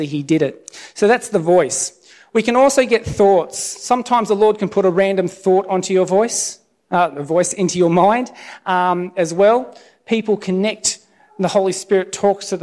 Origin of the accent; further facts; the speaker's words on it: Alstonville, New South Wales, Australia; moved away as an adult; also born or lived in Lismore; now in Sydney, Australia; my hometown of Alstonville